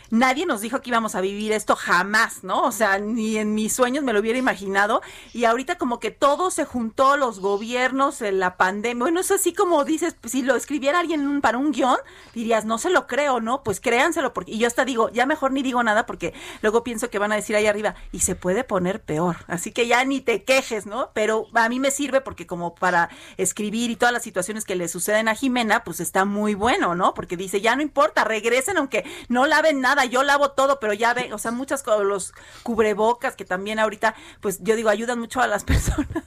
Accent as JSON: {"language": "Spanish", "country": "Mexico", "said": "Y yo les decía, pero yo soy mexicano, o sea, yo mi casa está allá"}